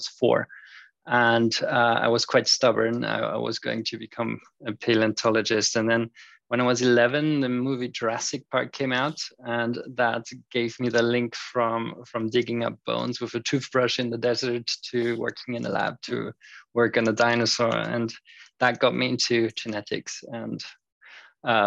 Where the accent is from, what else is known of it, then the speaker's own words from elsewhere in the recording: Austria; also born or lived in United Kingdom; I am from Austria, so I'm currently situated in Europe